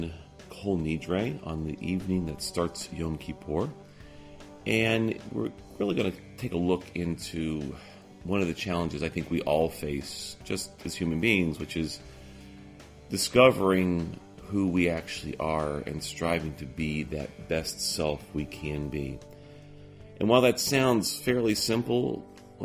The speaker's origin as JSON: {"language": "English", "region": "Alabama", "country": "United States", "tie": "born or raised there", "said": "my hometown became fixated on sports. Not just any sport. The sport of God. Which, in Alabama, was and is football"}